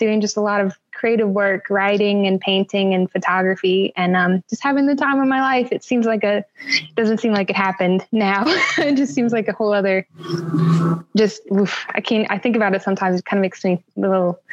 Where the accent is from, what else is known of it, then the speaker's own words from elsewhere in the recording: Florida, United States; also born or lived in Virginia / the South; now in Louisiana, United States; I was born in Virginia and I was raised throughout the South my whole life. I grew up in Florida mostly, and I live in Louisiana now.